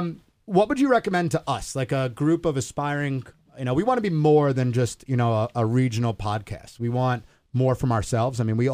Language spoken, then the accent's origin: English; New York, United States; accent: Long Island; You could tell if you close your eyes, if you've never listened or met me, you could tell I'm from New York. I lost my Long Island accent.